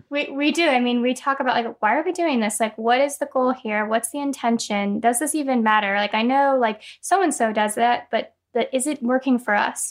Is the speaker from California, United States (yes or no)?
yes; California, United States; moved away as an adult; now in North Carolina, United States; we're both from California, but we moved out here about two years ago